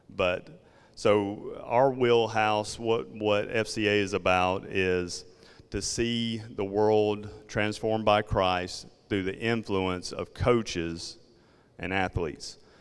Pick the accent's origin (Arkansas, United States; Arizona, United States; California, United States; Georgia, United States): Georgia, United States; South; accent: Southern; southern Georgia